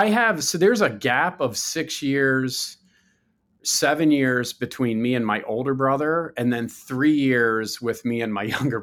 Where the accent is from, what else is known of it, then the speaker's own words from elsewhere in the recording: Baltimore, Maryland, United States; I'm from a pretty large family. I have six brothers and sisters. I grew up in Baltimore, which, you know, it's my favorite place on earth.